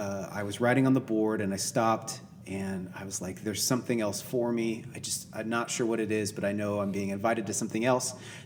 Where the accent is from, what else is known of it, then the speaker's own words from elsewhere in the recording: Seattle, Washington, United States; moved away as an adult; also born or lived in Los Angeles, California; now in Austin, United States; I was born in LA, but I grew up in like Seattle.